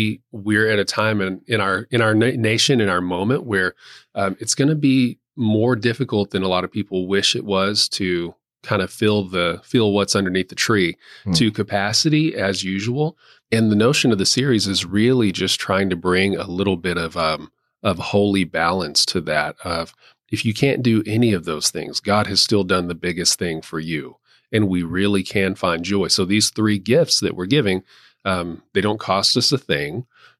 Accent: Texas, United States; I am from West Texas.

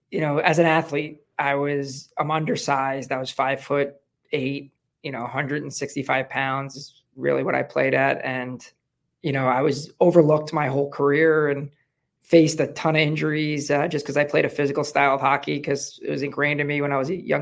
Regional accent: Long Island, New York, United States; now in Southwest Florida, United States; New York, Long Island, New York.

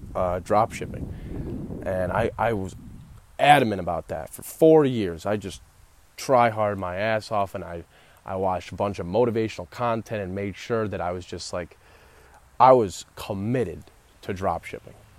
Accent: Royal Oak, Michigan, United States; I was born in Royal Oak, Michigan at Beaumont Hospital and still live in Michigan

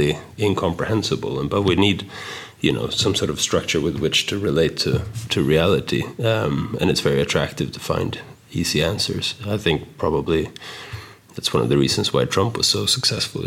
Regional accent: Stockholm, Stockholm County, Sweden; moved away as an adult; now in United States; I moved from Sweden to America when I was 19

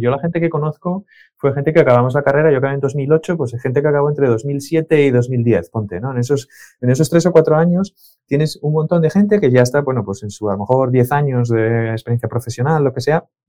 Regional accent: Asturias, Spain; also born or lived in León / Salinas / Oviedo / Avilés; Nací en León, pero llevo toda la vida viviendo en Asturias. Em, eh, hace, pues no sé cuántos años, yo tenía tres años

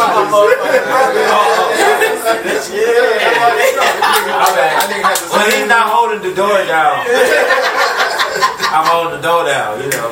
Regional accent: Houston, Texas, United States; I'm from Houston

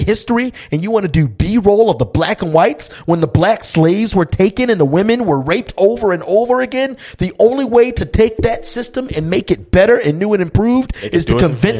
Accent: United States; I'm an American.

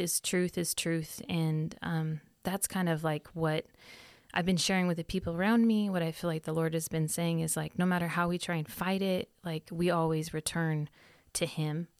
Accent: Sunnyvale, California, United States; moved away; also born or lived in Arizona; I, um, grew up in Cupertino in Sunnyvale.

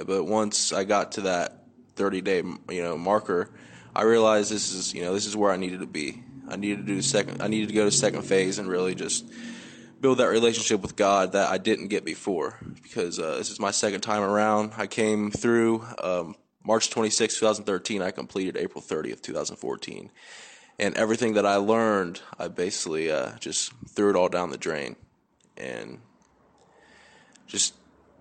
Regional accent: Waverly, Ohio, United States; I'm from Waverly, Ohio.

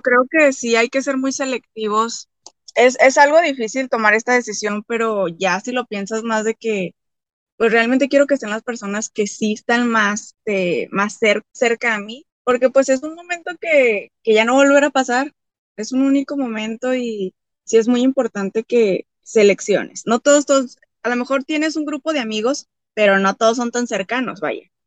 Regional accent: Torreón, Coahuila, Mexico; Soy de Torreón, Coahuila, México

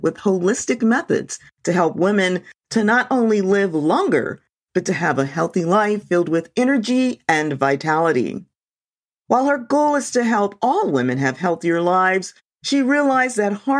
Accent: Louisiana, United States; my home state of Louisiana

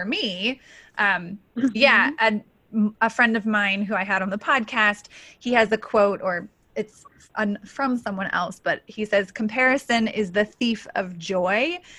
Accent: Colorado, United States; you were recently in Colorado, which is my home state

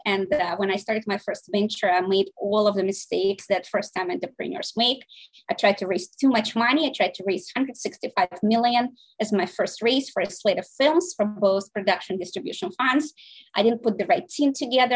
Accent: Saint Petersburg, Russia; now in United States; I was born in St. Petersburg, Russia. I came here um, in 1996

